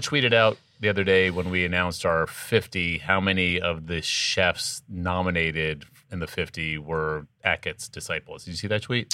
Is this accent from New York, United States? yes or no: no; Washington, District of Columbia, United States; moved away; Washington D.C. That's correct. My hometown